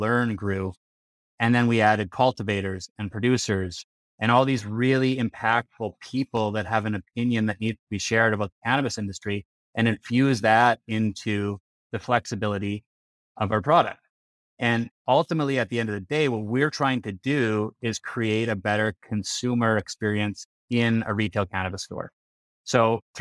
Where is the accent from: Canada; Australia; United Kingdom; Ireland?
Canada; Regina, Saskatchewan; now in Calgary, Canada; I'm Canadian. I'm from Canada, born and raised in Regina, Saskatchewan.